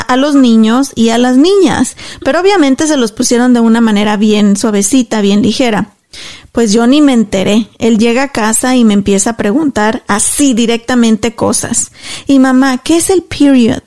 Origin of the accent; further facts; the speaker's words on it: Mexico; moved away as an adult; cuando me vine de México dejé todo allá